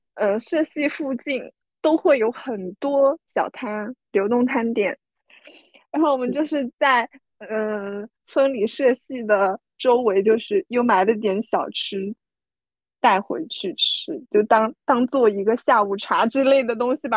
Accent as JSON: {"language": "Chinese", "town": "Taizhou", "region": "Zhejiang", "country": "China", "said": "因为年糕也是我们台中人很喜欢吃的东西"}